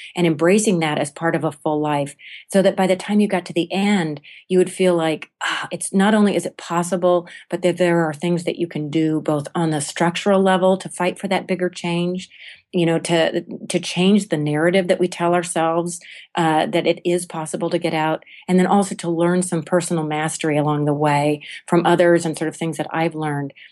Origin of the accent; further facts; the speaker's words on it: United States; as American and particularly as women